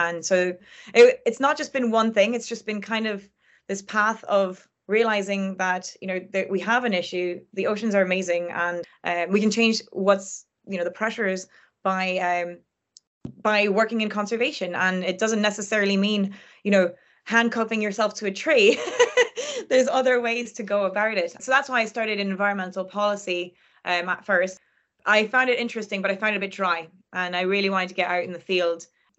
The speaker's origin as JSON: {"language": "English", "country": "France", "tie": "born or raised there", "said": "not all of them are protected like the one that I grew up next to in France"}